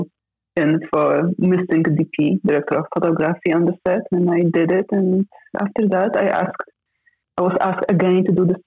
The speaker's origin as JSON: {"language": "English", "country": "Poland", "tie": "born or raised there", "said": "I was growing up in Poland, which was that time in kind of difficult, different situation than the rest of the Europe"}